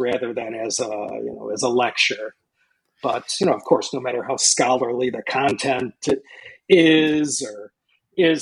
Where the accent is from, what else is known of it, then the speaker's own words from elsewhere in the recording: Chicago, Illinois, United States; moved away as an adult; also born or lived in Hong Kong; now in Los Angeles, United States; if you haven't picked up on it yet from this accent, I'm from Chicago